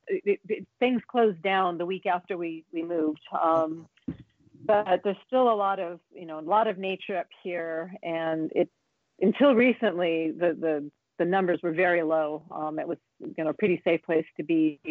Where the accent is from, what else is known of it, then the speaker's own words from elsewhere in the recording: San Diego, California, United States; San Diego is my hometown